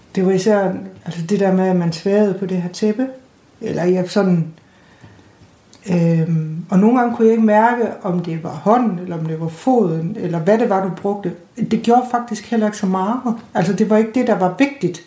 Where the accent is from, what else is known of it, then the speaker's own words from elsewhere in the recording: North Jutland, North Denmark Region, Denmark; nu er jeg sådan nordjyde